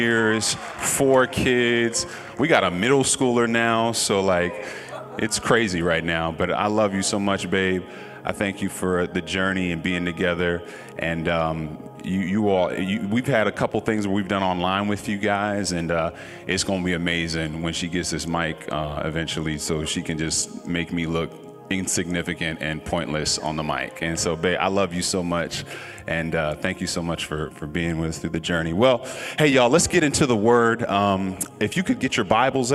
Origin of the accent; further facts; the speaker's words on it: Norfolk, Virginia, United States; I come from Norfolk, Virginia, the home of the hitmakers